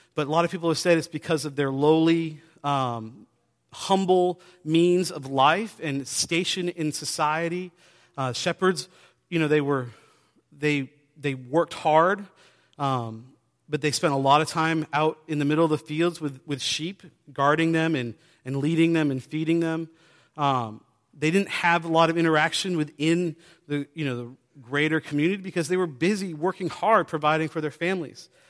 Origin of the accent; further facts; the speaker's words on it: New Hampshire, United States; I grew up in New Hampshire on the coast